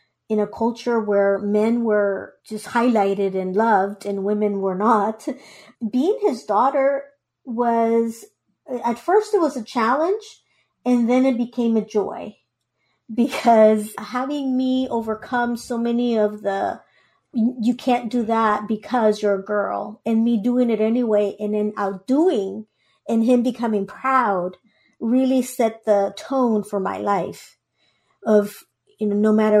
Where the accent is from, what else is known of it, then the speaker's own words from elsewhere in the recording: Guatemala; English is a second language; now in United States; I was born in Guatemala